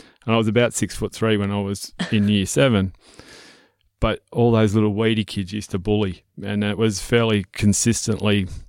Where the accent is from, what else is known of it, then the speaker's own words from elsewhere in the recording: Melbourne, Victoria, Australia; So I was born and bred in Melbourne. So I wasn't always a farmer and not always from the country, but mum and dad decided to move to the country.